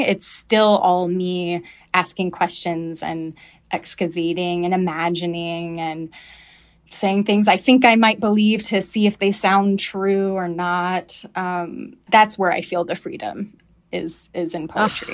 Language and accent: English; the South, United States; moved away; when I moved away from the South